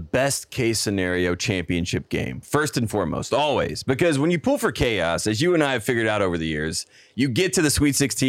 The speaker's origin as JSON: {"language": "English", "region": "North Carolina", "country": "United States", "said": "I'm from North Carolina."}